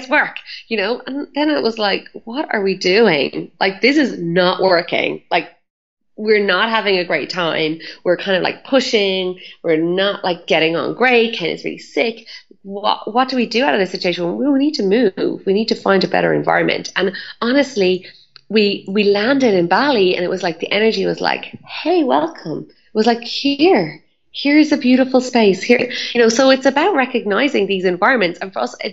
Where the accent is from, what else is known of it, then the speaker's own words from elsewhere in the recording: Ireland; I'm Irish